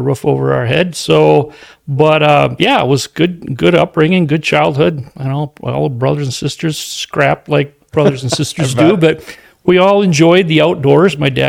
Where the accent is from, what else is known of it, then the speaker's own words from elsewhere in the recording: Green Bay, Wisconsin, United States; I was born and raised in Green Bay